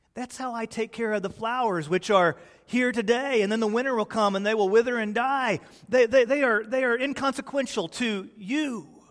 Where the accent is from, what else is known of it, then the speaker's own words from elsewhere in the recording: Texas, United States; also born or lived in Peoria, Illinois; when I was a small boy, my family realized the error of their ways and they moved to the glorious Republic of Texas.